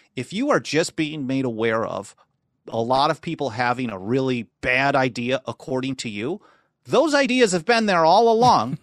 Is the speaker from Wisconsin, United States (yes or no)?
yes; Milwaukee, Wisconsin, United States; moved away as an adult; also born or lived in Los Angeles; I grew up in Wisconsin, which was in Milwaukee, Wisconsin